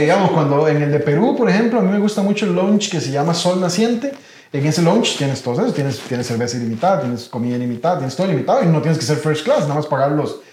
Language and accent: Spanish; Costa Rica; los costarricenses nos toca hacer escala